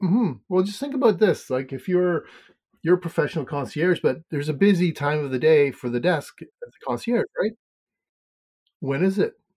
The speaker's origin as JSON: {"language": "English", "country": "Canada", "accent": "Canadian", "moved": "yes", "lives_now": "Maine, United States", "said": "I'm from Canada originally. Mm-hmm. I live in Maine"}